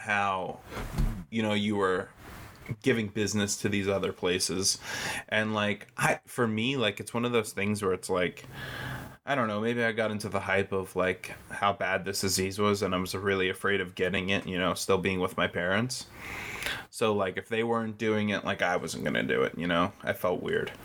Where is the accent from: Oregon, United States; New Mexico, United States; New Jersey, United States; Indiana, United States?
New Jersey, United States; growing up in New Jersey